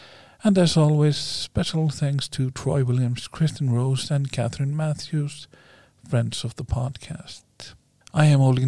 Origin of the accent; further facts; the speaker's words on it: Akureyri, Northeastern Region, Iceland; from my hometown of Akureyri